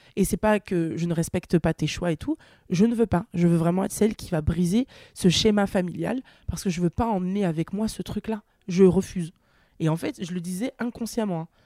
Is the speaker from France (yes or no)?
yes; Nantes, Pays de la Loire, France; moved away as an adult; now in Paris, France; je viens de Nantes, donc une petite ville